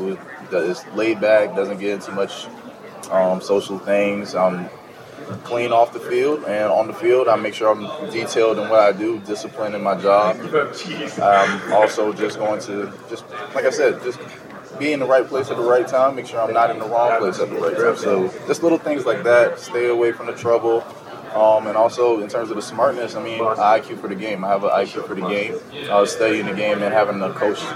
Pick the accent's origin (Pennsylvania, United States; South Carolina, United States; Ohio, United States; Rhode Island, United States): South Carolina, United States; Kingstree; where I come from King Street, South Carolina, a small rural town area